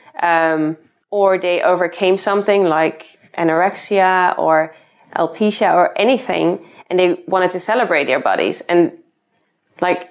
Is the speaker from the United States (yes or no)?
no; Netherlands; moved away as an adult; now in London, United Kingdom; I'm originally from the Netherlands. Then I moved to London to follow my boyfriend here.